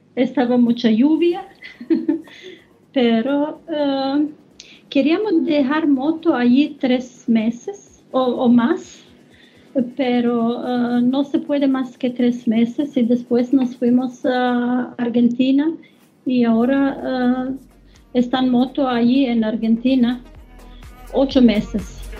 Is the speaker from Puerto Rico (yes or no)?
no; Croatia; Spanish is a second language; now in Germany; yo soy de Croacia, pero vivo en Alemania 30 años.